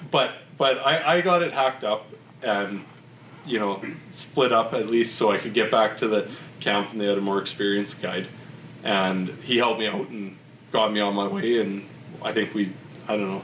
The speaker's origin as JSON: {"language": "English", "town": "Vernon", "region": "British Columbia", "country": "Canada", "also_born_or_lived": "Okanagan", "moved": "as an adult", "lives_now": "Peace Country, Canada", "said": "I said I was from Vernon"}